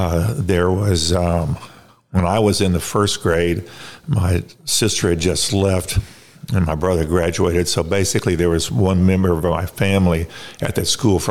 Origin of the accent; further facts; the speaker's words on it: Baton Rouge, Louisiana, United States; I was born in Baton Rouge, Louisiana. I am the youngest of three children.